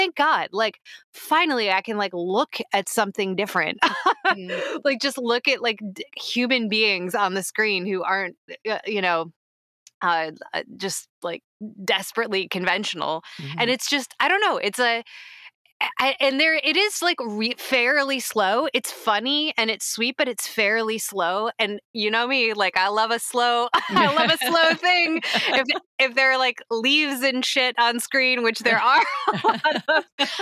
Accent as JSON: {"language": "English", "region": "Illinois", "country": "United States", "moved": "yes", "said": "I'm from Illinois"}